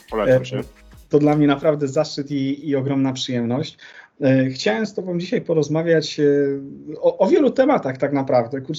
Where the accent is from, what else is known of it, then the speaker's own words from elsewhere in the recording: Konin, Greater Poland, Poland; jesteśmy z tego samego miasta? Z Konina? Tak jest.